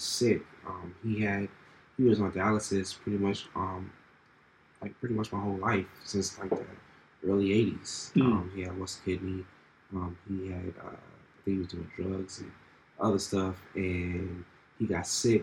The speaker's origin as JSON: {"language": "English", "region": "New York", "country": "United States", "said": "I'm from the city. I'm from New York. So being from New York, Howard was in the hood."}